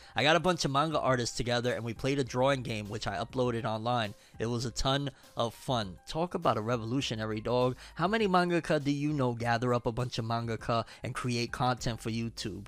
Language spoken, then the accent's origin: English; Puerto Rico; I was born in Puerto Rico